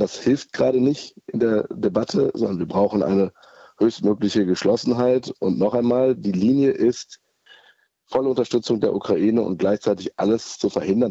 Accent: Germany; wir als Deutsche

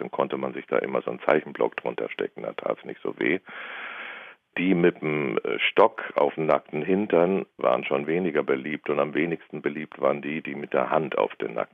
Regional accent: Northern Germany, Germany; now in Bavaria, Germany; vor allem ich als Norddeutscher in Bayern, habe ich mich natürlich erstmal ganz fürchterlich fremd gefühlt.

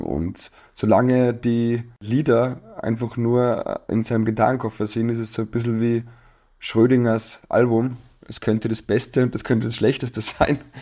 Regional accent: Salzburg, Austria; ich in Salzburg aufgewachsen bin

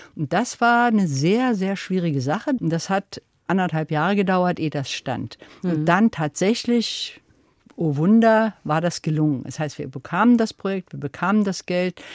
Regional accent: East Germany, Germany; ich bin also ja in der DDR aufgewachsen

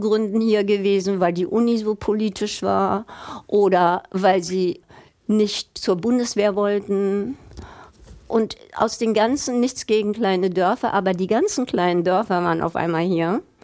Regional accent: Berlin, Germany; moved away as an adult; also born or lived in United States; in meiner Heimatstadt

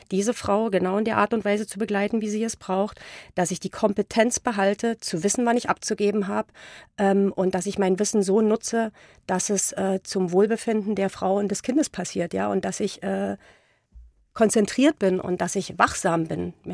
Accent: East Germany, Germany; Ja, ich bin ja im Osten groß geworden. Das ist ja ein sehr atheistisches Land.

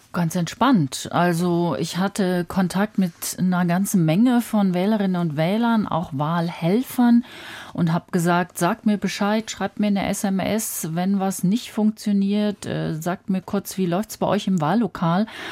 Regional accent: Berlin, Germany; Aber aus West-Berlin

